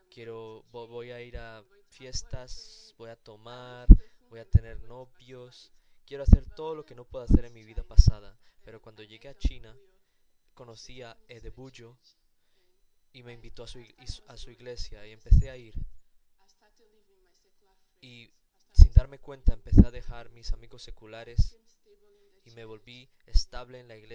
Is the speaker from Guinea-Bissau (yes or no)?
yes; Guinea-Bissau; soy de Guinea-Bissau